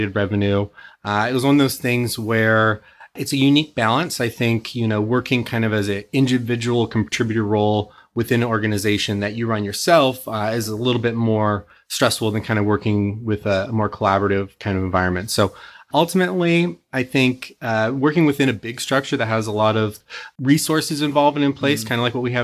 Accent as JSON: {"language": "English", "town": "Santa Cruz", "region": "California", "country": "United States", "tie": "born or raised there", "also_born_or_lived": "Newport Beach, California", "lives_now": "Irvine, United States", "said": "I was born in Newport Beach, but I was actually raised up in Santa Cruz"}